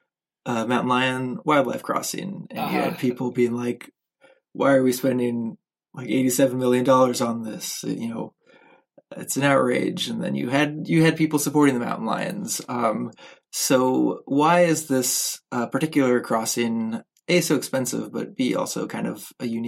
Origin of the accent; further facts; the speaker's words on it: Simi Hills, Southern California, United States; moved away; I grew up at the foot of the Simi Hills in Southern California.